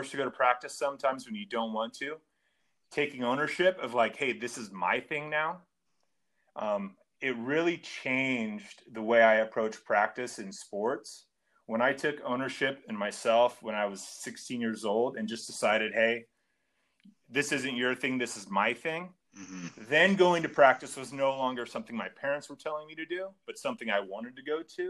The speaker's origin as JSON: {"language": "English", "town": "Long Beach", "region": "California", "country": "United States", "tie": "born or raised there", "said": "growing up in Long Beach, everyone thought I was going to go to Long Beach State"}